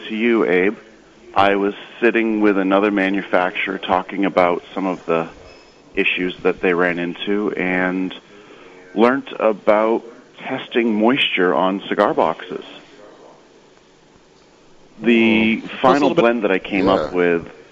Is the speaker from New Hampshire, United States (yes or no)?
yes; Nashua, New Hampshire, United States; I'm from Nashua, New Hampshire, just north of Boston.